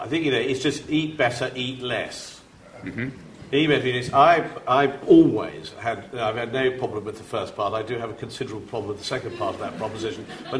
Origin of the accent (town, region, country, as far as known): Italy